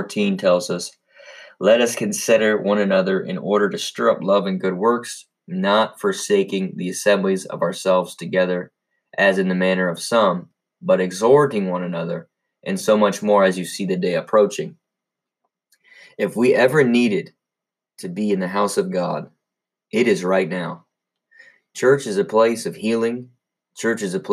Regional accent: United States; we as American citizens

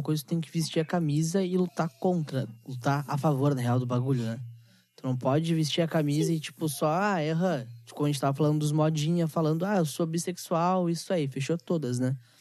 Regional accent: Gaúcho, Rio Grande do Sul, Brazil; Eu, eu sou muito gaúcho em questão tradicionalista, tá? Eu gosto muito da cultura do gaúcho. Só que eu vejo que nós, gaúchos

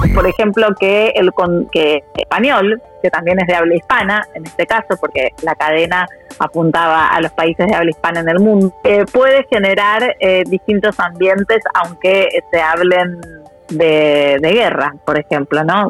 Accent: Argentina; moved away as an adult; also born or lived in Russia; now in Moscow, Russia; soy argentina y hija de inmigrantes

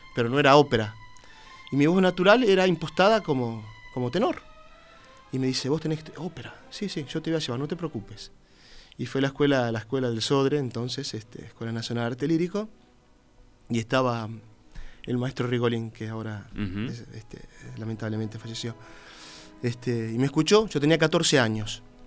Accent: Uruguay; moved away as an adult; cuando llego acá, no sé, serán los, perfumes, los colores que me llevan a, mi niñez, a lo que era lindo cuando yo era chico, donde yo crecí

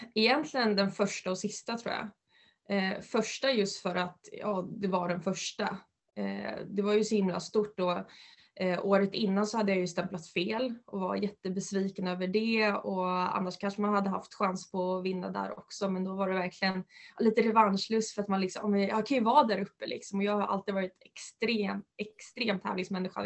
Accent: Uppland, Uppsala County, Sweden; also born or lived in Västerås / United States; här hemma i Uppland

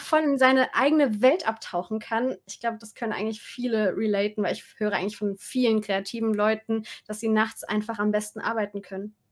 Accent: Saarland, Germany; ich komme ja aus dem Saarland, habe ich dann mit ein paar Freunden da äh, im Saarland so ein Musikvideo gemacht

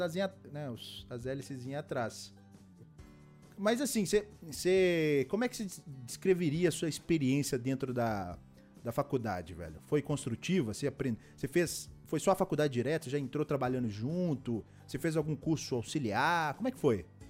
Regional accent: Belo Horizonte, Minas Gerais, Brazil; eu sou de BH, Belo Horizonte.

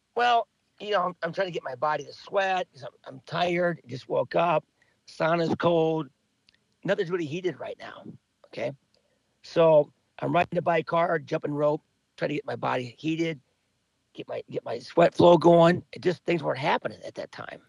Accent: Cedar Rapids, Iowa, United States; also born or lived in Bloomfield, Iowa; I grew up in Cedar Rapids

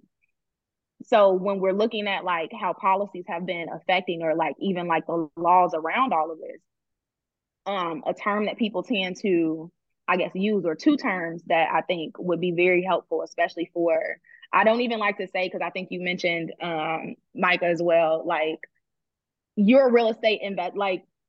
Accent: Chicago, Illinois, United States; now in Atlanta, United States; I'm from Chicago, but it's like, oh, but I'm in Atlanta now

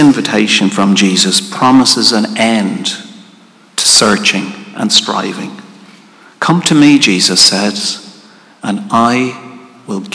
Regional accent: Ireland; as Irish people

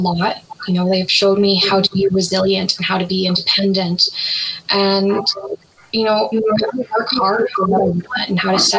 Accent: Calgary, Alberta, Canada; I was born and raised in Calgary, Alberta

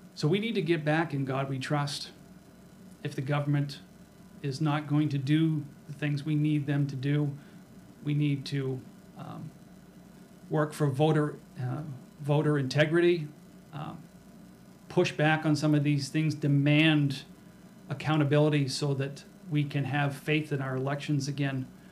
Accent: Rochester, New Hampshire, United States; make it into the lovely metropolis of Rochester, my hometown.

